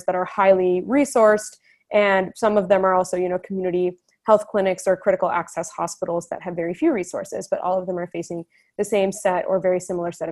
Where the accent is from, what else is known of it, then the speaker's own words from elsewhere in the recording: Edison, New Jersey, United States; I grew up in Edison, New Jersey